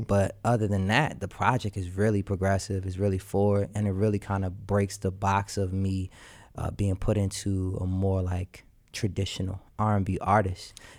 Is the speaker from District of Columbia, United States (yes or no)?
yes; Washington, District of Columbia, United States; I'm from Washington, D C